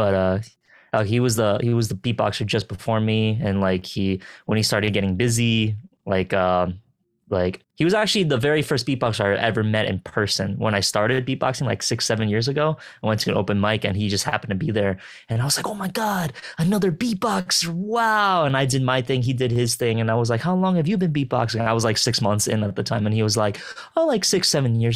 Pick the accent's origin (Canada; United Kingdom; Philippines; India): Philippines; I'm a Filipino